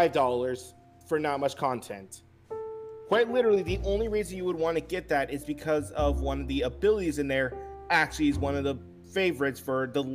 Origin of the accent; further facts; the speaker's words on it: Pittsburgh, Pennsylvania, United States; moved away; I grew up in Pittsburgh when I was younger, and two, I was born in Pittsburgh.